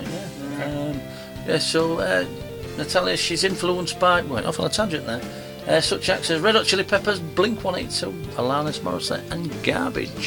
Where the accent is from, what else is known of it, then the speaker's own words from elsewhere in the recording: Hull, Yorkshire and the Humber, United Kingdom; my hometown, Hull